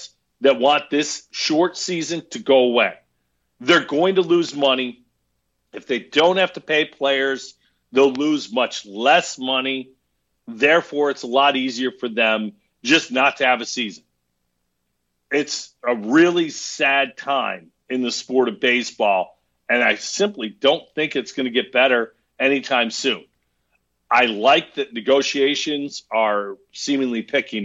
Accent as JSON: {"language": "English", "town": "Herkimer", "region": "New York", "country": "United States", "tie": "born or raised there", "said": "when I was a kid growing up in Herkimer, New York"}